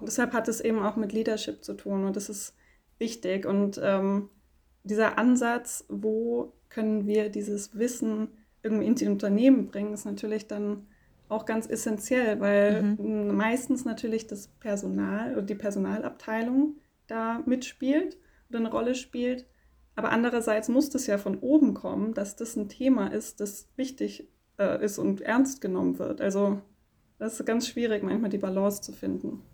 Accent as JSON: {"language": "German", "town": "Konstanz", "region": "Baden-Württemberg", "country": "Germany", "said": "ich komme aus Konstanz"}